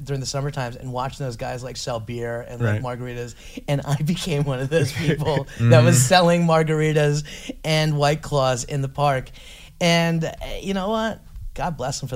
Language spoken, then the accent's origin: English; New Jersey, United States; as a New Jersey person